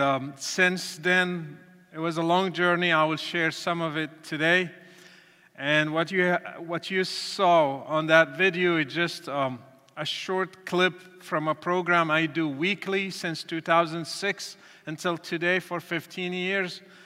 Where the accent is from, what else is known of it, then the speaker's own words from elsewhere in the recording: Morocco; moved away; I was born and raised in Morocco to a Muslim family